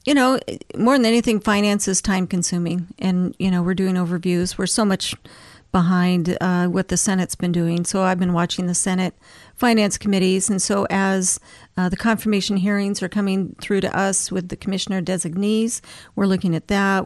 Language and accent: English; Anchorage, Alaska, United States; also born or lived in Fairbanks; now in Wasilla, United States; I was born in Fairbanks, grew up in Anchorage, and then I moved to Wasilla in nineteen ninety-six